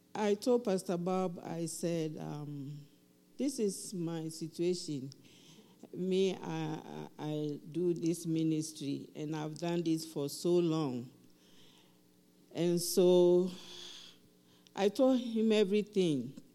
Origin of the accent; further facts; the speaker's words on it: Ghana; now in Highlands Ranch, United States; I'm from Ghana